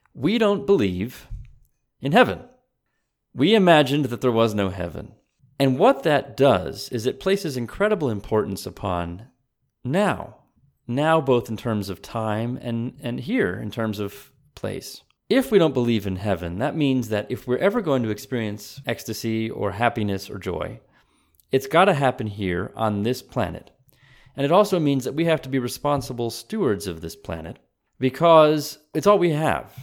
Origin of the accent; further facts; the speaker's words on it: United States; also born or lived in Texas; I am as American as anyone else